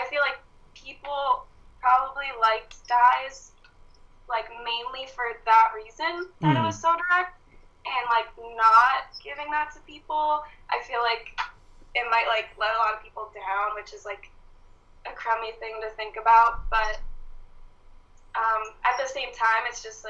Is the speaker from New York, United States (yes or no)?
no; Florida, United States; I'm from Florida